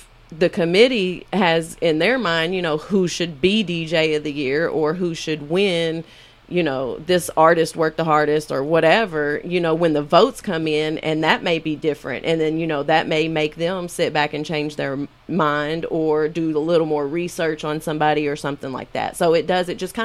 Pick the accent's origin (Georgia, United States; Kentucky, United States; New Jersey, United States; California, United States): Kentucky, United States; Western; I'm from Western Kentucky